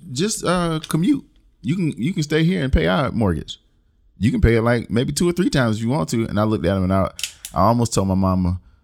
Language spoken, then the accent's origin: English; Middletown, South Carolina, United States; I'm not from Jordan. If anything, I'm from Middletown.